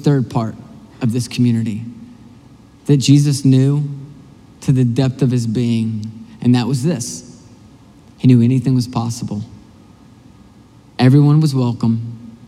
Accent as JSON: {"language": "English", "town": "Nashville", "region": "Tennessee", "country": "United States", "moved": "yes", "lives_now": "Michigan, United States", "said": "I'm originally from Nashville, and in the South, we have Waffle Houses everywhere"}